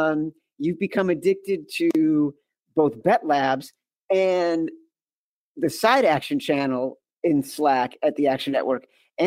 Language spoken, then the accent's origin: English; Chicago, Illinois, United States; also born or lived in East Coast; As a Chicagoan and then someone who mm-hmm. has spent his entire adult life living on the East Coast